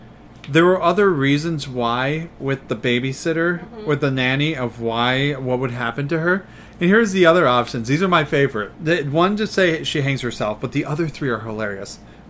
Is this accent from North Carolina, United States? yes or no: no; Salisbury, Maryland, United States; also born or lived in Ocean City, Maryland; I'm from Maryland.